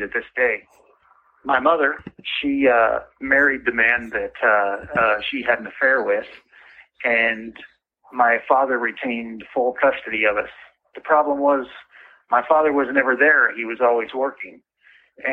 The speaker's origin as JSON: {"language": "English", "town": "Everett", "region": "Washington", "country": "United States", "tie": "born or raised there", "said": "I grew up in Everett, Washington"}